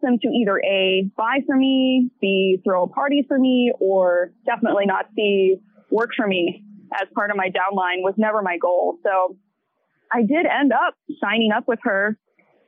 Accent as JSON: {"language": "English", "town": "Hampton", "region": "Virginia", "country": "United States", "tie": "born or raised there", "moved": "as an adult", "lives_now": "American Canyon, United States", "said": "I grew up in Hampton, Virginia, but I currently live in American Canyon, California, which is in Napa County"}